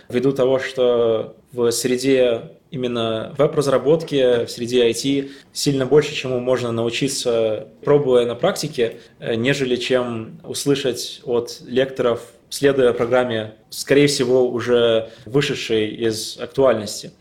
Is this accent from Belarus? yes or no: no; Latvia; moved away as an adult; also born or lived in Riga, Latvia; now in Amsterdam, Netherlands; я из Латвии, не из России